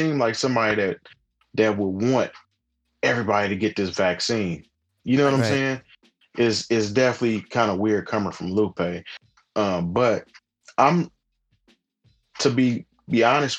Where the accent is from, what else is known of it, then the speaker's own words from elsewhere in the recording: United States; as an American, I'm speaking for Americans